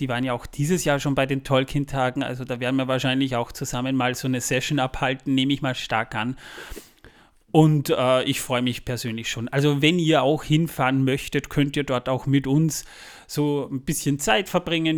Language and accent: German; Austria; Wir kommen extra aus Österreich angereist